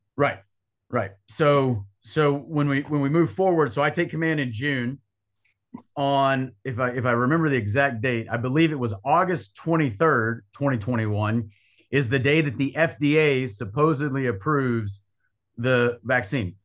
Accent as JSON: {"language": "English", "region": "North Carolina", "country": "United States", "said": "I'm from North Carolina"}